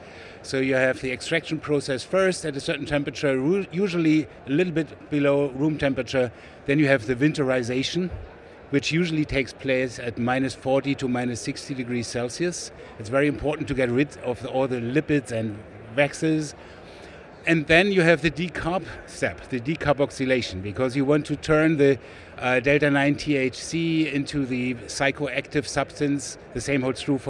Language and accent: English; Berlin, Germany; English is a second language; moved away as an adult; also born or lived in Switzerland; now in United States; I was born in West Berlin in Germany. And raised there, studied biochemistry